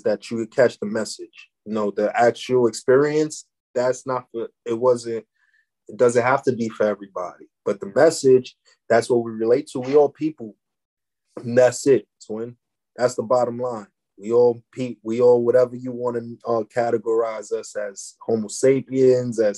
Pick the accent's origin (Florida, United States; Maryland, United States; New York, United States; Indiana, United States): New York, United States; New York City; I'm from East Harlem